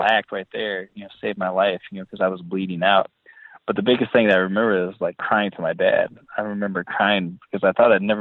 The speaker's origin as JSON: {"language": "English", "town": "Boscobel", "region": "Wisconsin", "country": "United States", "tie": "born or raised there", "said": "I grew up in Boscobel, Wisconsin, which is in the southwest corner of Wisconsin, and it's a small farming community"}